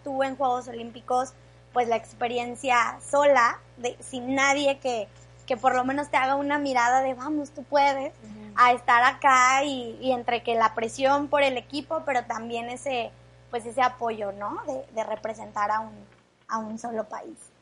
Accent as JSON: {"language": "Spanish", "country": "Mexico", "said": "como mexicanos"}